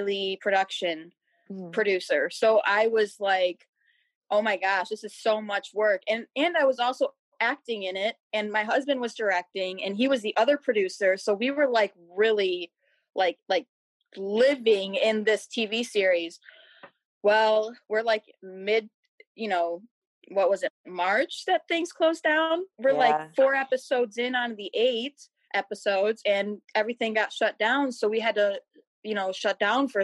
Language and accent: English; Macomb County, Michigan, United States; I'm from Michigan. I grew up in Macomb County, which is right next door.